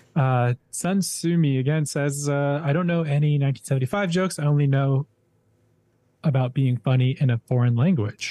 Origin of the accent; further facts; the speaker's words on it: Hendersonville, Tennessee, United States; moved away; I'm from Hendersonville, Tennessee, lived in Hendersonville, Tennessee for a few years.